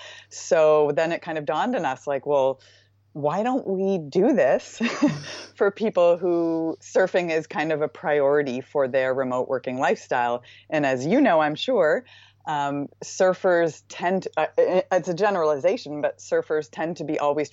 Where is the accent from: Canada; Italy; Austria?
Canada; Nova Scotia; I'm originally from Nova Scotia in Canada